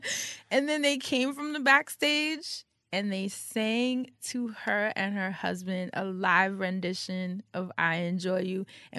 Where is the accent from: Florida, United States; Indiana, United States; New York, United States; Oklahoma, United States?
New York, United States; I come from New York. I think I've had more than enough mix.